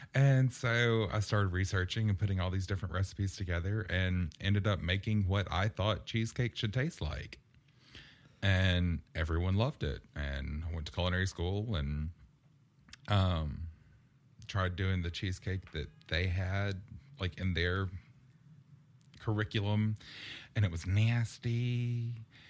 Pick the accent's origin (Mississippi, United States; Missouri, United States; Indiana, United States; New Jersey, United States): Mississippi, United States; Purvis; moved away as an adult; also born or lived in Las Vegas, Nevada; growing up in Purvis, um, we lived out in the middle of nowhere